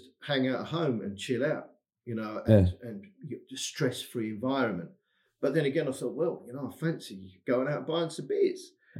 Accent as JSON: {"language": "English", "region": "England", "country": "United Kingdom", "accent": "English", "moved": "as an adult", "lives_now": "Odense, Denmark", "said": "I'm an Englishman."}